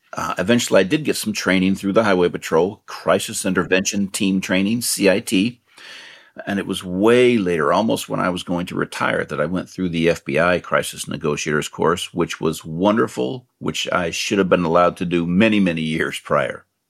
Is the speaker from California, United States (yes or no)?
yes; Marin County, California, United States; I grew up in Marin County